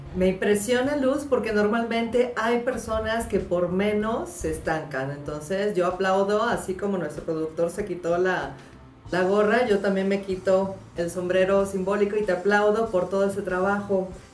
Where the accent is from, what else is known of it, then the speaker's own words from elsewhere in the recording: Valencia, Carabobo, Venezuela; moved away; cuando yo crecí en Valencia, cuando nosotros crecimos en Valencia